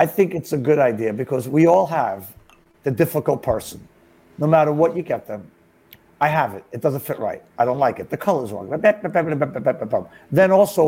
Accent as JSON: {"language": "English", "town": "New York City", "region": "New York", "country": "United States", "tie": "born or raised there", "said": "I grew up in Brooklyn"}